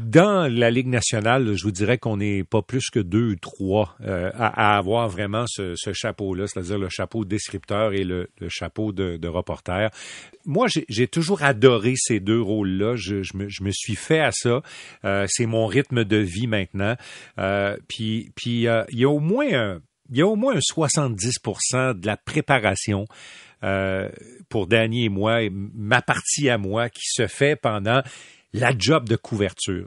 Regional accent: Quebec City, Quebec, Canada; j'ai grandi à Québec

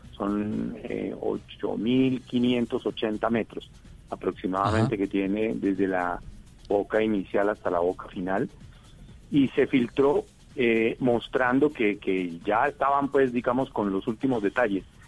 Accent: Colombia

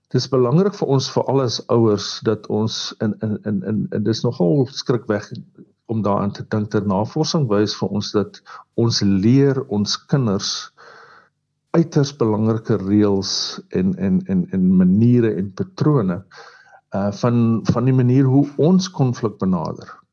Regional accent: South Africa; ons as Suid-Afrikaners

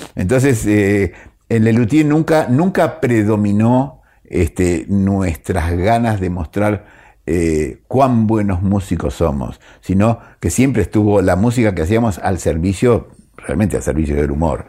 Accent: Argentina; uno como argentino, como gente argentino

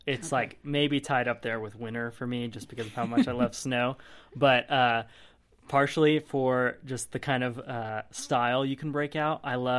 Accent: Georgia, United States; And I grew up in just outside of Atlanta, Georgia, and up north there's all these like corn fields that they would turn into haunted corn mazes

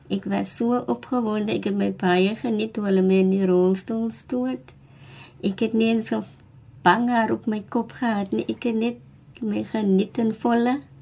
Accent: Cape Town, Western Cape, South Africa; now in Mitchells Plain, South Africa; Ek is oorspronklik van Pontevo in die Kaapse vlakte

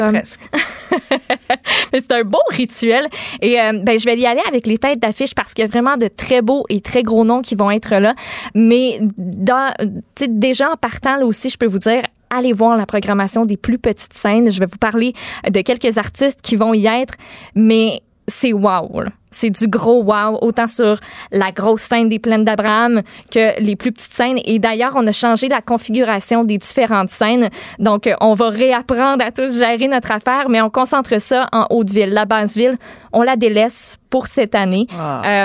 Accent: Quebec City, Quebec, Canada; chez nous à Québec

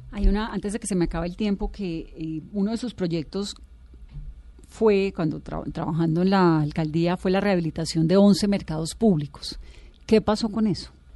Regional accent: Cali, Valle del Cauca, Colombia; yo soy caleña

